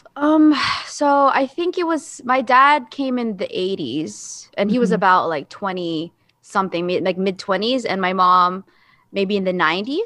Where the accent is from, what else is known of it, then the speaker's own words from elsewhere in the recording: Jacksonville, Florida, United States; moved away as an adult; also born or lived in South Korea; growing up Asian, specifically Filipino in Jacksonville